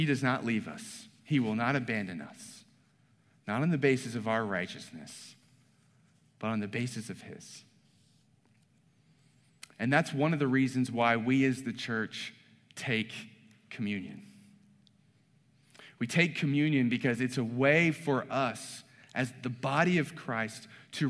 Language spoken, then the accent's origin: English; the South, Southern United States, United States; I'm a Southern boy. I grew up on Blue Bell ice cream